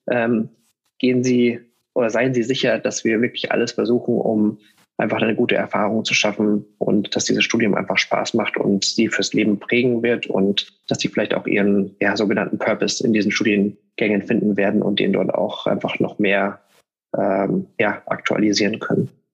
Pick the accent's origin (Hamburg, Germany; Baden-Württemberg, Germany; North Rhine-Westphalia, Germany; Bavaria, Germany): Bavaria, Germany; Munich; ich komme aus München